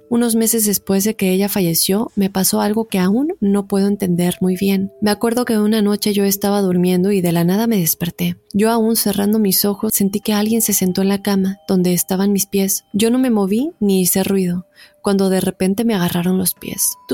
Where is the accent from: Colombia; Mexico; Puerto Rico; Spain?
Mexico; Yo viví toda mi niñez en México con mi mamá y dos hermanas, yo soy la única mujer y la más chica de mi familia.